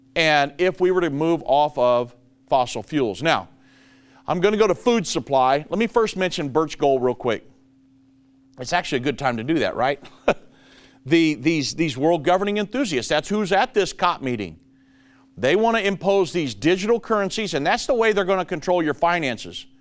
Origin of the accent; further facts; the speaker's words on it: Richmond, Indiana, United States; moved away as an adult; now in Dallas, United States; I was born and raised in Richmond, Indiana, till I was 33 and then went 34 when we moved down here to Dallas